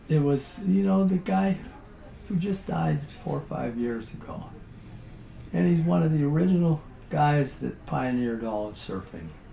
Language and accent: English; South Dakota, United States; moved away; I was a guy from South Dakota